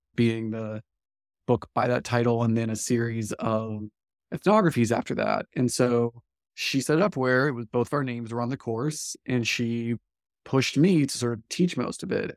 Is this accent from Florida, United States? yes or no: yes; Live Oak, Florida, United States; I came to New College from Live Oak, Florida, which is a small sort of culturally, I think of it as a southern Georgia town